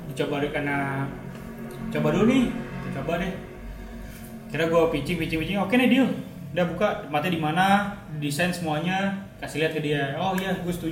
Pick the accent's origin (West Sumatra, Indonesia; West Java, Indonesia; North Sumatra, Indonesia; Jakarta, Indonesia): Jakarta, Indonesia; karena gue orang Jakarta asli gue teman-teman gue di Jakarta komunitas barista gue di Jakarta